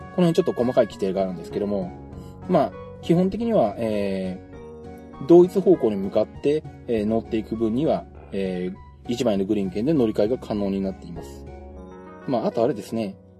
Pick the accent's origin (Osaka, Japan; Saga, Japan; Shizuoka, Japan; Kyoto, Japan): Shizuoka, Japan; 地元静岡